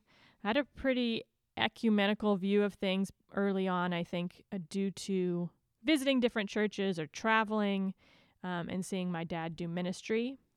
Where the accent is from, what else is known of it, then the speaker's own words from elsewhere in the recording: California, United States; is knowing that I was born and raised and have lived my whole life in like the same 2 mile radius. So born and raised in Orange County